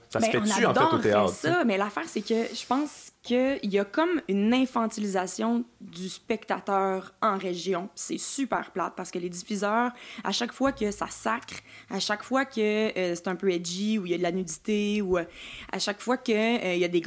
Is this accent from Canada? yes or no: yes; Lac-Beauport, Quebec, Canada; on vient du lac Beauport